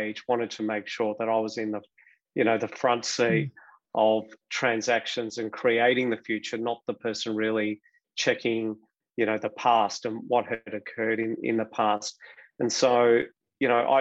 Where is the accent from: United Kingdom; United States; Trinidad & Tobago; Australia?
Australia; Melbourne, Victoria; born or raised there